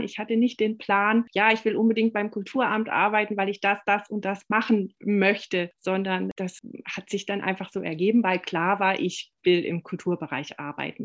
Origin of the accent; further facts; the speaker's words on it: Radolfzell, Baden-Württemberg, Germany; also born or lived in Konstanz; bin, als ich neun Jahre alt war, auf die andere Seeseite gekommen aber ich habe mein Abitur in Radolfzell gemacht